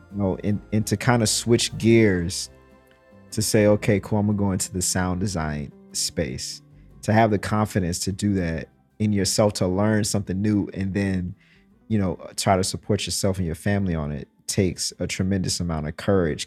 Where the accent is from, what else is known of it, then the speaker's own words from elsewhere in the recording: Mississippi, United States; I'm from Mississippi